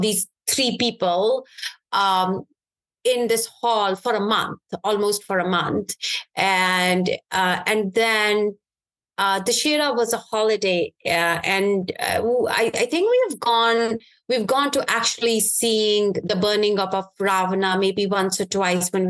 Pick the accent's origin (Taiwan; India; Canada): India; Srinagar, Jammu and Kashmir; now in United States; My early days were actually growing up in Kashmir, in Srinagar, which is the capital city of Kashmir.